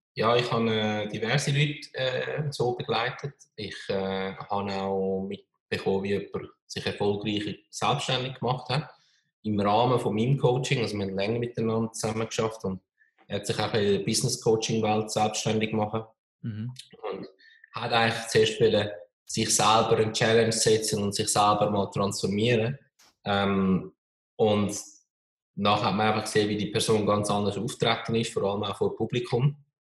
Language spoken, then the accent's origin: German; Switzerland; als Schweizer in einem kleinen, eher konservativen Land